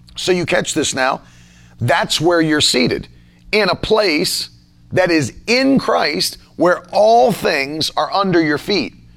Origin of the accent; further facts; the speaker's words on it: United States; as an American citizen because I'm not a citizen of your nation. I'm a citizen of America